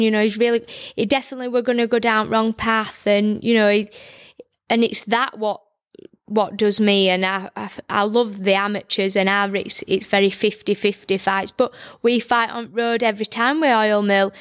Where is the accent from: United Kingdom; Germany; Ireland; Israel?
United Kingdom; Barnsley, Yorkshire and the Humber; I'm from Barnsley